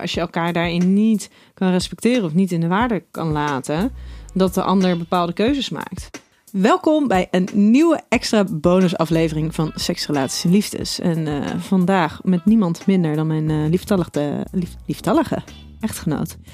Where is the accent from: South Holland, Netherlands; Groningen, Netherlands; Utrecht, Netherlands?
South Holland, Netherlands; Schiedam; Ik ben kom uit Schiedam